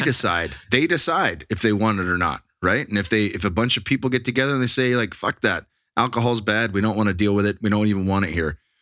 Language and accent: English; Bay Area, Silicon Valley, California, United States; now in Texas, United States; I grew up in the Bay Area, in the Silicon Valley